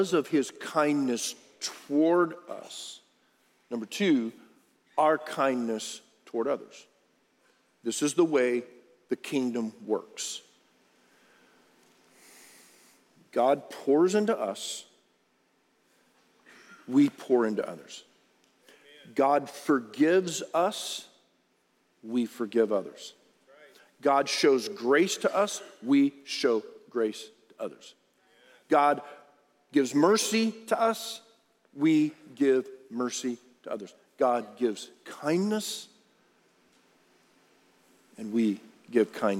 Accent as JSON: {"language": "English", "town": "Harlingen", "region": "Texas", "country": "United States", "tie": "born or raised there", "said": "I grew up on Rio Hondo Road in Harlingen, Texas."}